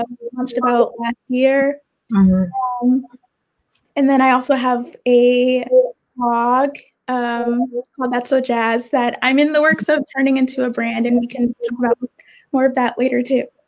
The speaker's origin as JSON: {"language": "English", "town": "Richmond", "region": "Virginia", "country": "United States", "also_born_or_lived": "Brooklyn, New York / Savannah, Georgia", "moved": "yes", "lives_now": "New York, United States", "said": "I'm from Richmond, Virginia"}